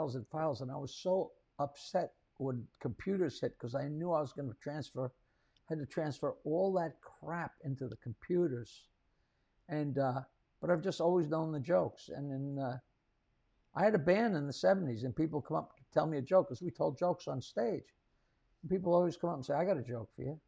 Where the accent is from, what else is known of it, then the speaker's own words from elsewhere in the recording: United States; I grew up in America